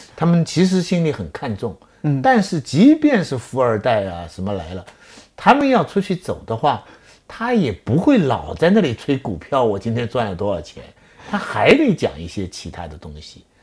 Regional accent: China; 我们中国人，我们希望我们的子孙跟妈妈一样聪明。我今天在顺义

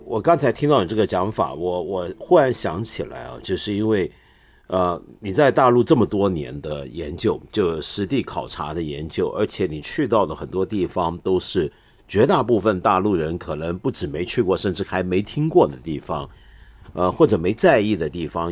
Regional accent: Taiwan; moved away; also born or lived in Hong Kong; 虽然我在香港出生，但是我几个月大就到台湾

